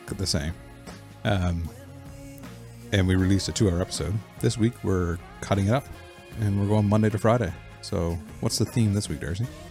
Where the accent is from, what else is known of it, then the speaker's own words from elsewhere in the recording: Nova Scotia, Canada; We're brothers from Nova Scotia